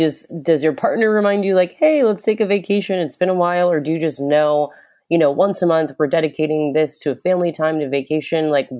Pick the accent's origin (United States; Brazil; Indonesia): United States; Florida; I'm from Florida.